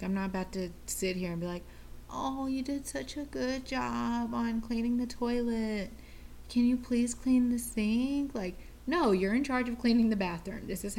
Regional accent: Hawaii, United States; I grew up in Hawaii, so a lot of times, like, that earthy rain smell, like when rain hits earth, that type of smell.

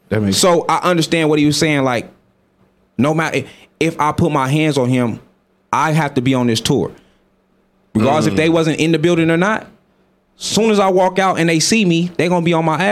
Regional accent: Las Vegas, Nevada, United States; now in Sweden; Like, I'm from Vegas. I know how this shit go.

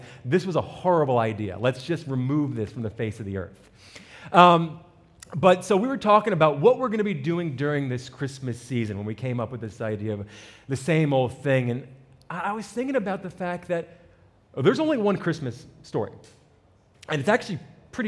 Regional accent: New Jersey, United States; I'm an Italian from North Jersey, right out the city

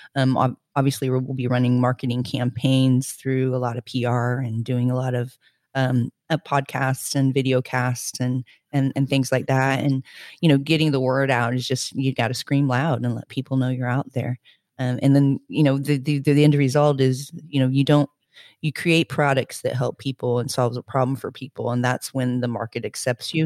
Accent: Florida, United States; also born or lived in Indiana, United States / Spain; now in Glasgow, United Kingdom; I'm from the Midwest. I was born in Indiana, hence my name. Um, my family moved to Florida, uh, shortly afterwards

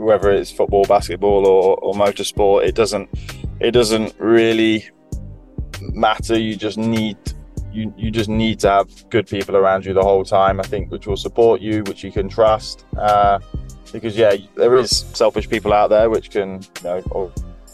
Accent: Leicester, East Midlands, United Kingdom; I'm originally from Leicester

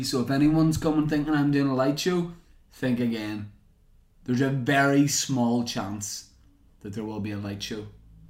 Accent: Grand Rapids, Michigan, United States; now in Glasgow, United Kingdom; I moved to Glasgow from Grand Rapids, Michigan.

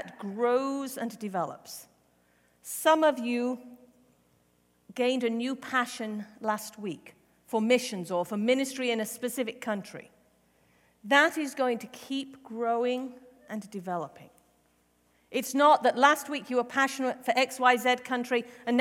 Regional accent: England, United Kingdom; moved away; I was raised in the Methodist Church in England. I attended an Anglican or Church of England school.

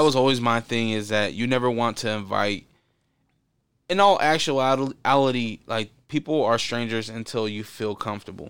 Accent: Portland, Oregon, United States; growing up in Portland

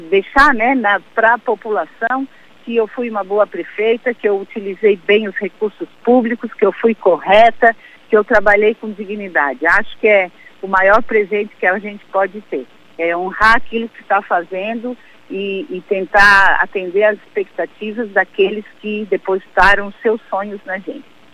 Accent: Araranguá, Santa Catarina, Brazil; also born or lived in Timbé do Sul / Florianópolis; now in São José, Brazil; Eu tive o, o, uma infância na cidade de Araranguá, fui com seis meses para Araranguá, fiz toda a minha adolescência e estudei também na cidade

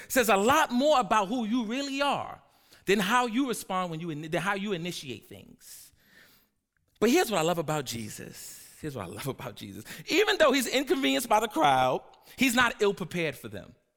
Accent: New York City, New York, United States; I'm from Harlem and I'm the hood pastor

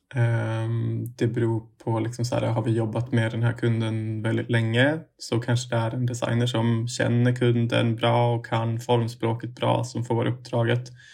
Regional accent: Umeå, Västerbotten County, Sweden; moved away as an adult; now in Stockholm, Sweden; jag kommer egentligen från eh, Umeå

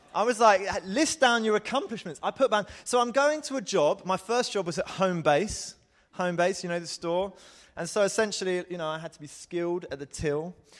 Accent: Croydon, London, United Kingdom; I am English, I am from Croydon.

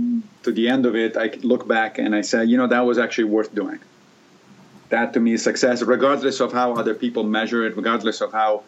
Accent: Rome, Lazio, Italy; moved away; I grew up in Italy, in Rome

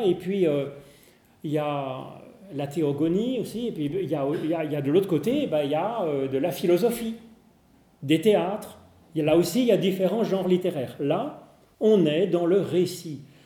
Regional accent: Geneva, Switzerland; on est genevois

